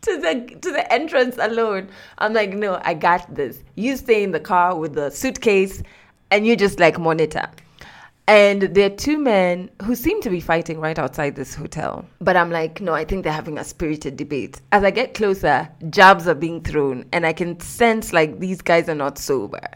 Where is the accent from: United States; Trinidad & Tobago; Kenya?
Kenya; I'm from Kenya, I'm not from Ghana.